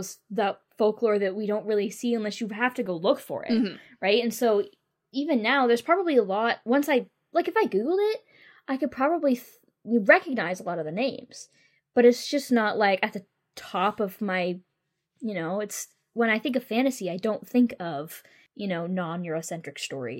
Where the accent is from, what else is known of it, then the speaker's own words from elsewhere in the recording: United States; We're American.